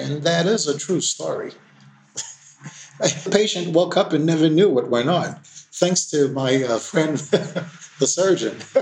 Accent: New York City, New York, United States; moved away as an adult; also born or lived in Haiti; now in Port-au-Prince, Haiti; I basically uh, grew up in New York City

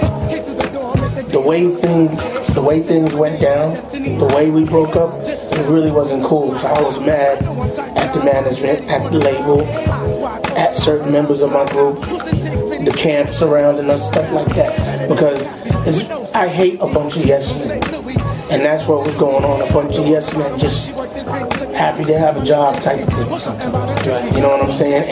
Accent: New York City, New York, United States; coming up in Queens, New York

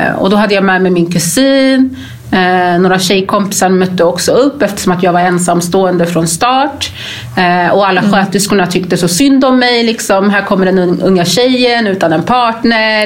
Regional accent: Gambia; now in Sweden; jag är ju ursprungligen från Gambia

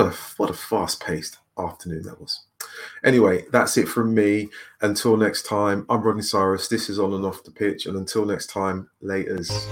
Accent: London, United Kingdom; I'm a Londoner

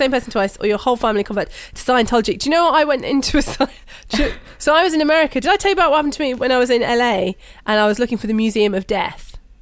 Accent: United Kingdom; I'm British

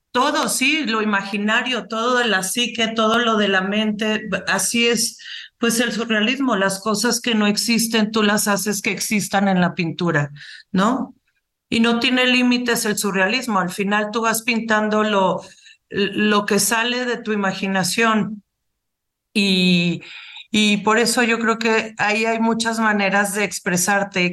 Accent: Mexico; moved away; estar aquí en mi país

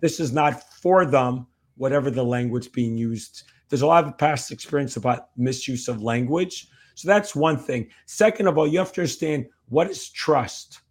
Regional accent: New Jersey, United States; also born or lived in New York; When I grew up, um, in New York and then New Jersey, back to New Jersey again

